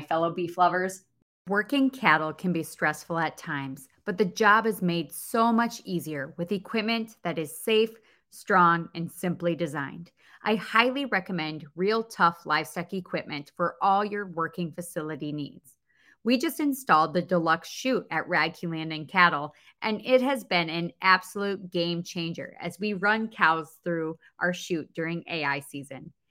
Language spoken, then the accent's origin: English; Mitchell, United States; our weekend snack pack program in Mitchell, my hometown